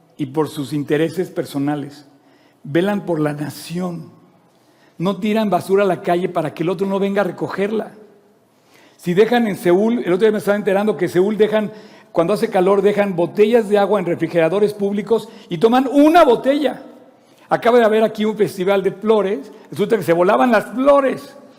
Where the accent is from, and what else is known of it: Mexico